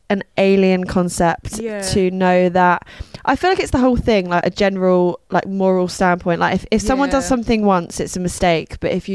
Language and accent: English; Isle of Wight, South East England, United Kingdom; growing up on the Isle of Wight